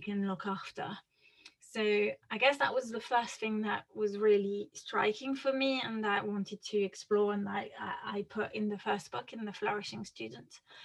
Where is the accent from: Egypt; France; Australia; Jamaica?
France; accent: French; English is a second language; moved away as an adult; now in United Kingdom; my accent is interesting because I'm French. Uh, mm-hmm. I grew up in France uh, and, and moved to the UK when I was 23.